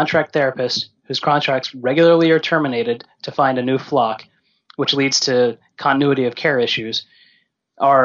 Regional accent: Orlando, Florida, United States; from Orlando, Florida

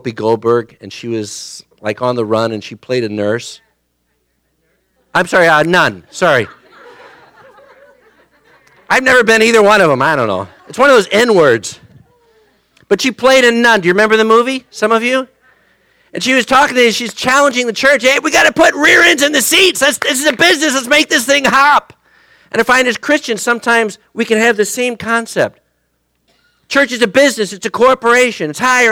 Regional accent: United States; as an American

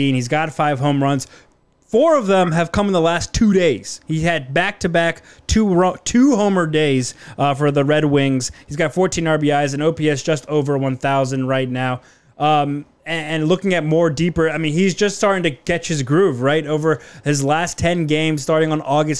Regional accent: Silver Spring, Maryland, United States; I played up in Laytonville, so it's a little north of where I grew up in Silver Spring, just past Olney

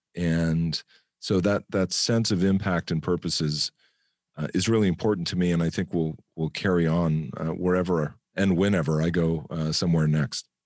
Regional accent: United States; moved away as an adult; I'm an American

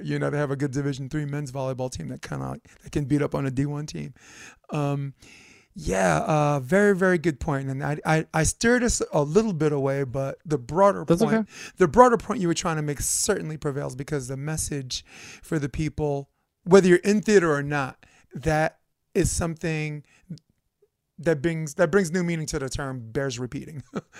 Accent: Brooklyn, New York, United States; I'm from Brooklyn

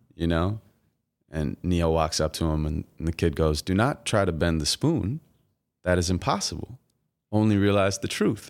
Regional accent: Santa Monica, California, United States; I'm from Santa Monica, and, uh, I was born and raised there

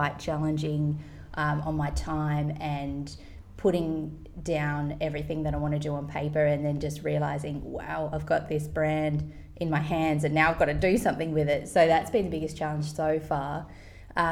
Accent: Tasmania, Australia; moved away as an adult; also born or lived in London / Sydney; now in Byron Bay, Australia; I grew up in Tasmania and could not wait to get out into the world. So, I moved to London when I was about 19, 20

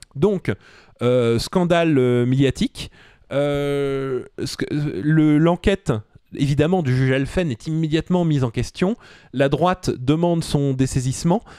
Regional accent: Suresnes, Île-de-France, France; je suis de Suresnes

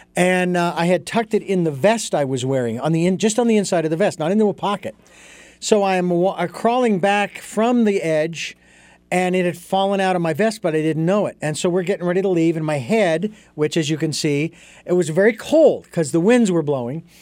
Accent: Phoenix, Arizona, United States; moved away; as a kid growing up in Phoenix

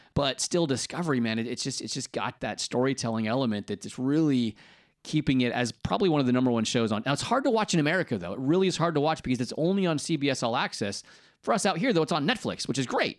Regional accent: United States; now in United Kingdom; as an American

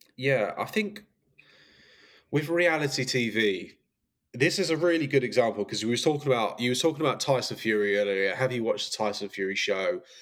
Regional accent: Brentwood, East of England, United Kingdom; moved away as an adult; now in Los Angeles, United States; growing up in essex was great um, brentwood was where i grew up

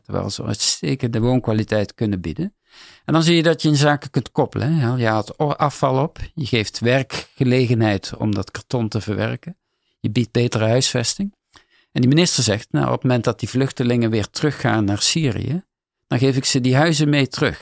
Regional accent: Netherlands; ik als Nederlander

